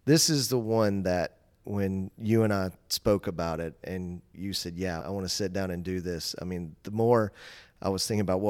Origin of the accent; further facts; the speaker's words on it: Dalton, Georgia, United States; I grew up in Dalton.